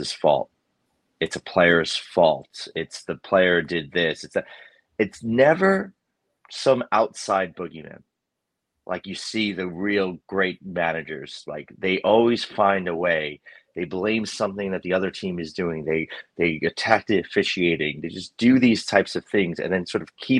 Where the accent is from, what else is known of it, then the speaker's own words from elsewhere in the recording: New York, United States; accent: New York; my New York accent